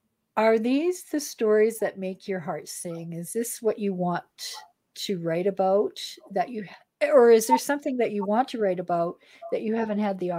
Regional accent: Edmonton, Alberta, Canada; I'm from Edmonton

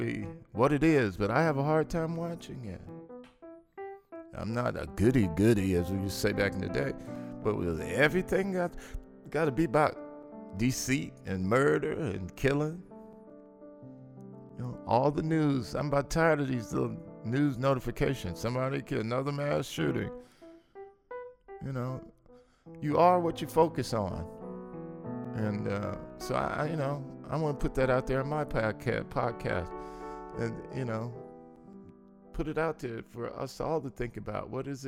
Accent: Los Angeles, California, United States; I grew up in South Central L.A.

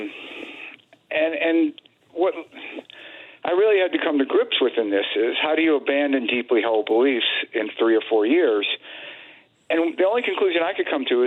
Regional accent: Mississippi, United States; I grew up in Mississippi

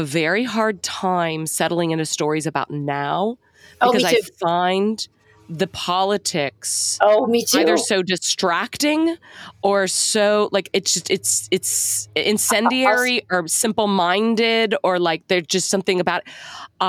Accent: Texas, United States; I grew up in Texas

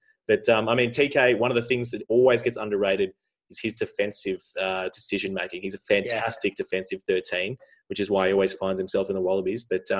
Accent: New Zealand; I'm still Kiwi biased.

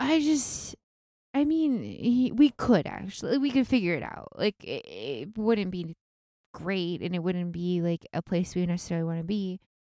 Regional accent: outside of Seattle, Washington, United States; moved away; I grew up outside of Seattle

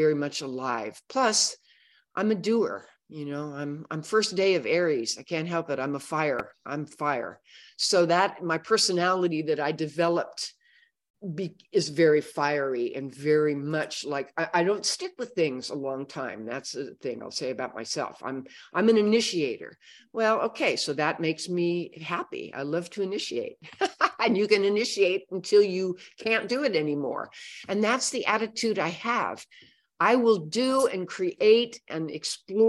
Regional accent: Oakland, California, United States; moved away; I was born in Oakland, California.

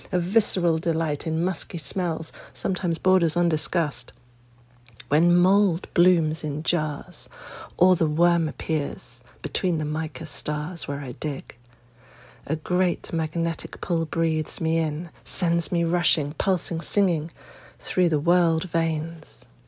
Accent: United Kingdom; also born or lived in Dorset; given the aristocratic shenanigans in my home country this weekend. I am five thousand miles away, and happily so. Today I had my first pang of homesickness, after almost three weeks away. Not for Britain

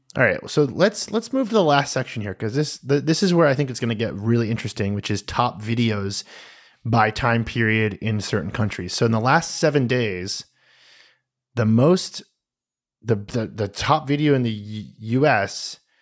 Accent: United States; as an American

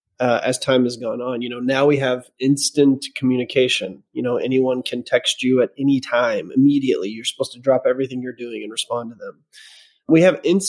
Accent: the South, United States; we're from the South

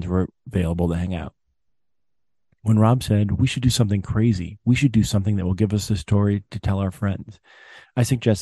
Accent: Connecticut, United States; also born or lived in Dallas, Texas; I was born in Dallas when my dad was a co-pilot, and we moved to Connecticut when he became a captain.

